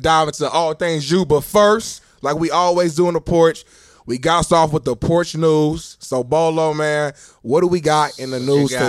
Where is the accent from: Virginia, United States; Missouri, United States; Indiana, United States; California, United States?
Indiana, United States; Indianapolis; moved away; we back in my hometown, man, Naptown.